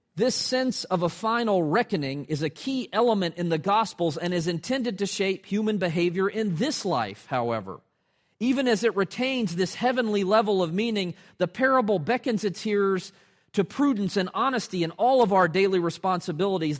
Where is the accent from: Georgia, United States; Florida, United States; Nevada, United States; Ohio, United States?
Georgia, United States; Atlanta; moved away as an adult; now in Richmond, United States; my hometown teams in Atlanta